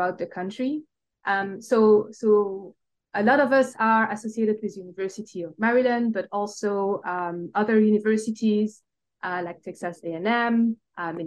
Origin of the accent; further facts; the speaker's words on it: Belgium; English is a second language; moved away as an adult; also born or lived in Brussels; now in United States; I tell by my accent, I'm not originally from the United States. I actually, I'm originated from Belgium.